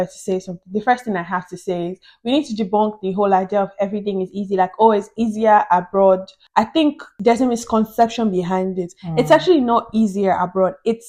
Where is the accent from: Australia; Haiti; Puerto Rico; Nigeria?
Nigeria; now in Dublin, Ireland; I'm Nigerian